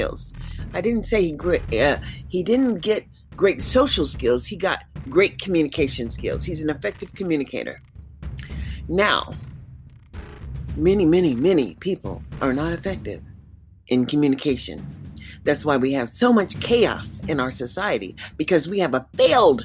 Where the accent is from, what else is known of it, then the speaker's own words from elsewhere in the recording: Columbus, Mississippi, United States; now in Nevada, United States; is an American citizen, born in Mississippi. Columbus, you might understand where I'm coming from.